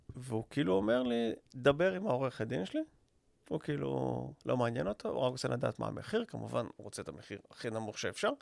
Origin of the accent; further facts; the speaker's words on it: Israel; אני ישראלי